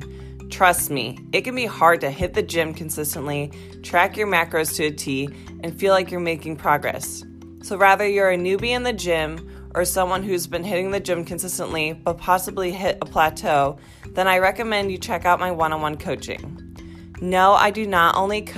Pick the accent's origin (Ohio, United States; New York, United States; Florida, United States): Ohio, United States; I grew up in Ohio